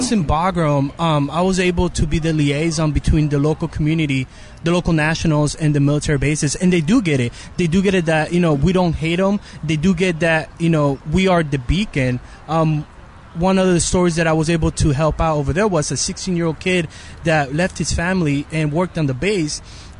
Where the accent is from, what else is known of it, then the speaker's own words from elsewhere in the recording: United States; So that made me realize, hey, people are really trying to kill me just because I'm an American.